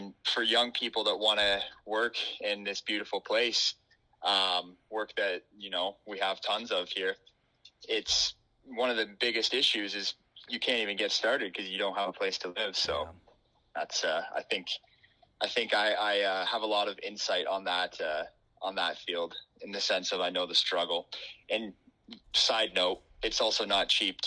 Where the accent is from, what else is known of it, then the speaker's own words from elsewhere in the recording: Barrie, Ontario, Canada; moved away as an adult; now in Haliburton County, Canada; I'm from Barrie and grew up there my whole life